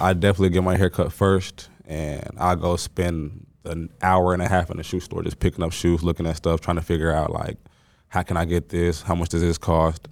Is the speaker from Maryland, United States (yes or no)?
no; Mesquite, Texas, United States; also born or lived in Dallas, Texas / Lubbock, Texas; I grew up in Mesquite from, you know, just high school, middle school